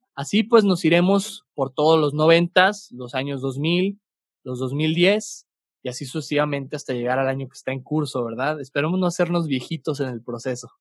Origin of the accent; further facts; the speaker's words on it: Torreón, Coahuila, Mexico; now in Santa Catarina, Mexico; aunque soy originario de Torreón, Coahuila, este, mi familia es originaria de acá, de, de Monterrey, Nuevo León regio de sangre, pero lagunero de, corazón y, de, crecimiento